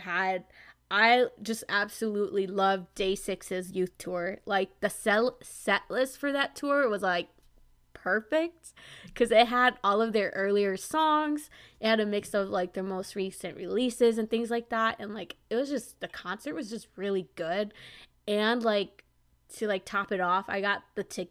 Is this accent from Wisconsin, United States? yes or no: yes; Wisconsin, United States; I'm from Wisconsin